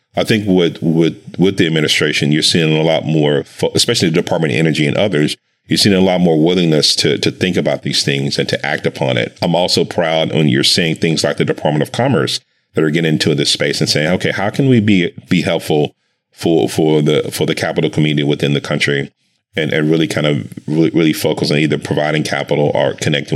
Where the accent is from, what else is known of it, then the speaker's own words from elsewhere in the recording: Dallas, Texas, United States; I grew up in Dallas, Texas